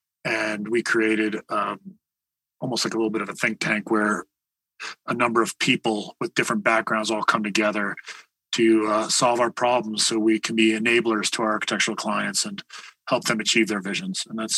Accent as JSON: {"language": "English", "region": "New York", "country": "United States", "said": "I'm originally from New York"}